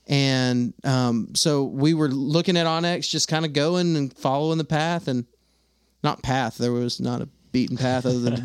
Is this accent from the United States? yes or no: yes; Texas, United States; now in Alabama, United States; I'm from Texas, now I live in Alabama.